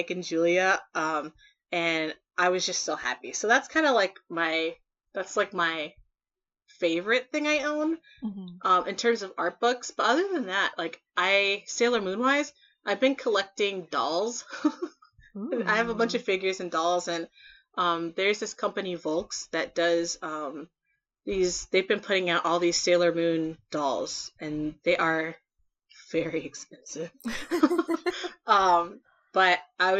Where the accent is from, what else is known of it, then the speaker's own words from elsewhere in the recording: Ohio, United States; I'm from Ohio